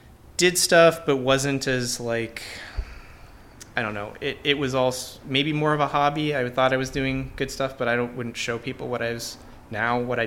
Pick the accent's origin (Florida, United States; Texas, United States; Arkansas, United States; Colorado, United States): Texas, United States; The Woodlands; also born or lived in Spring, Texas / Rhode Island / Boston; now in Houston, United States; I was born in Spring, and I grew up in the Woodlands, went to college in Rhode Island